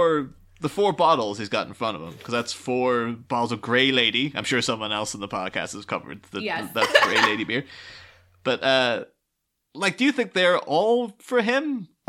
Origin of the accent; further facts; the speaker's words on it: Ireland; I'm from Ireland.